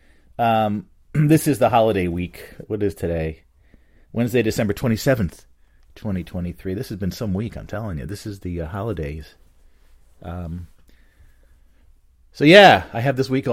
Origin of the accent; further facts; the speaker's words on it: Bridgewater, New Jersey, United States; where I grew up in Bridgewater